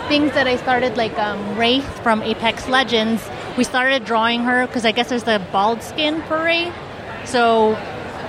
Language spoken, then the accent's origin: English; Phoenix, Arizona, United States; I'm from Phoenix